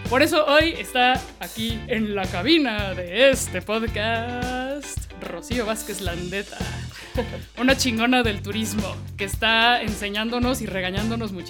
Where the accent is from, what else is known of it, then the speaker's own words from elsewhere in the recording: Mexico; yo soy mexicana, güey.